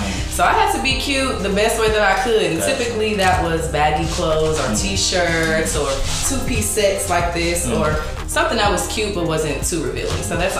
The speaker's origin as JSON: {"language": "English", "town": "Missouri City", "region": "Texas", "country": "United States", "said": "Mm-hmm. I am from Houston, Texas, Missouri City to be specific."}